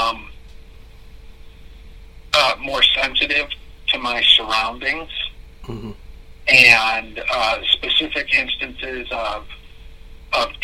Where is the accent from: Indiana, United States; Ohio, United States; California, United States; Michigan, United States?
Michigan, United States; also born or lived in Connecticut; We moved from Connecticut to Michigan, and then Ada, Belding, Greenville. But in Ada or in Belding, we lived in three homes